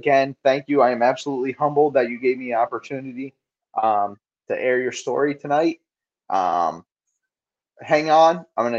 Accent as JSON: {"language": "English", "region": "New Jersey", "country": "United States"}